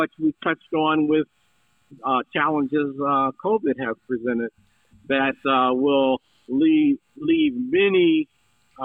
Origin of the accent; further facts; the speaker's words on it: Cleveland, Ohio, United States; also born or lived in Indiana; in my birth city of, I mean, birth of where I grew up in Cleveland, Ohio